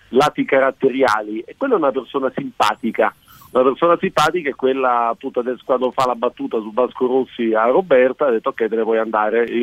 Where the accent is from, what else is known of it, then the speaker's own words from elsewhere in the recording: Germany; dico da tedesco, quindi per me ha un doppio valore questa... eh, questa, questa, giornata